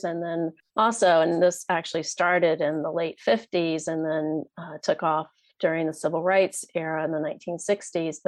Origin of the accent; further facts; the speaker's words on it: Richmond, Virginia, United States; moved back to my hometown at Richmond, Virginia